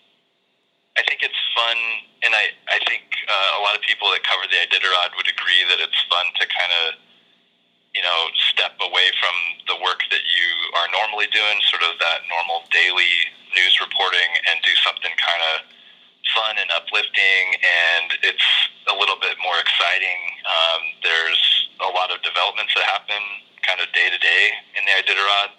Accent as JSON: {"language": "English", "town": "Fairbanks", "region": "Alaska", "country": "United States", "said": "I'm originally from Fairbanks, Alaska."}